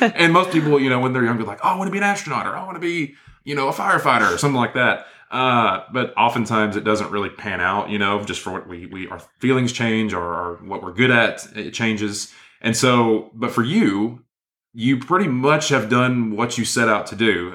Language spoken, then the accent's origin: English; Inglewood, Tennessee, United States; we both grew up in, in Inglewood, Tennessee